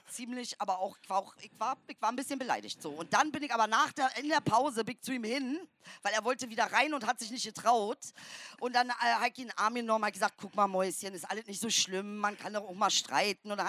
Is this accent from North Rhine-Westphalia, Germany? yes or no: no; Saxony-Anhalt, Germany; komme ja aus dem Osten, aus Sachsen-Anhalt.